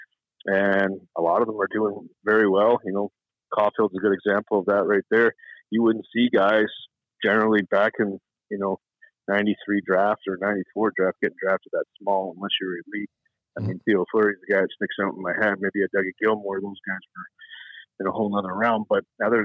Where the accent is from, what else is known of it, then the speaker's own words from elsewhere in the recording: Toronto, Ontario, Canada; I grew up in Toronto